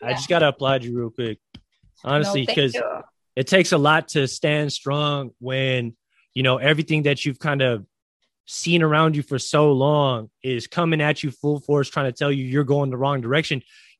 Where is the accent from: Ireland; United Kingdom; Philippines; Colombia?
Philippines; I'm Filipino